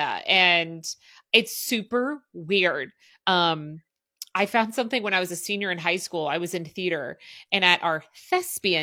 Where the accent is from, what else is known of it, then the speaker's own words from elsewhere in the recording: Southern Indiana, United States; also born or lived in Cleveland; I grew up in Southern Indiana